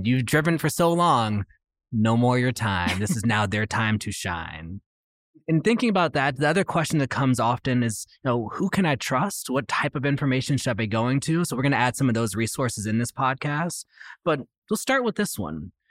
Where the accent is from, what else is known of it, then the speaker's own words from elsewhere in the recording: Oakland, California, United States; a school in my hometown of Oakland